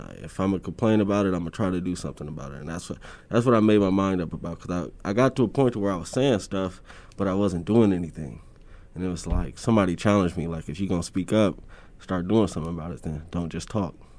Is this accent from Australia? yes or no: no; Omaha, Nebraska, United States; growing up in North Omaha for, for my generation was just rough